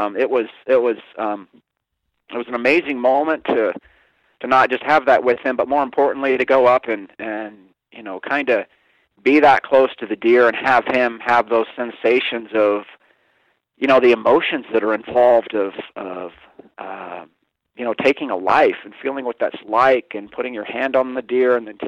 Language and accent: English; Kansas, United States; also born or lived in New Orleans, Louisiana / Calgary, Alberta, Canada; now in Montana, United States; I spent the majority of my life actually growing up in Kansas. I was born in New Orleans, spent 3 years up in Calgary, Alberta, Canada as well